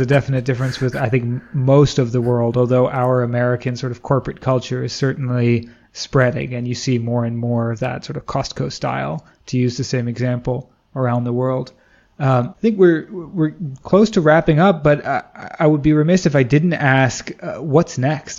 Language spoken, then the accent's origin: English; Washington, District of Columbia, United States; growing up in the East Coast, specifically in DC